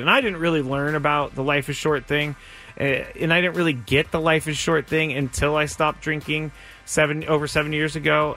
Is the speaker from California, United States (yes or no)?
yes; Bay Area, California, United States; now in San Diego, United States; growing up in the Bay Area, my family who still lives up there, they are massive A's fans